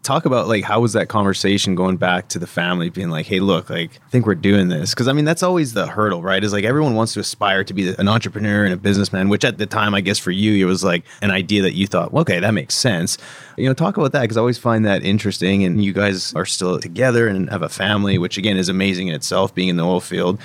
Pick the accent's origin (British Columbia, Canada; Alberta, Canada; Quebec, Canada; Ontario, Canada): British Columbia, Canada; Vernon; moved away as an adult; growing up in Vern